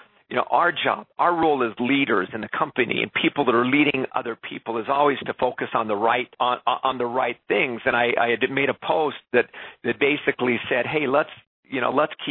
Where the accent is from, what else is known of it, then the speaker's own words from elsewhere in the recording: Canada; also born or lived in Quebec; being a Canadian, having spent a couple of years in Quebec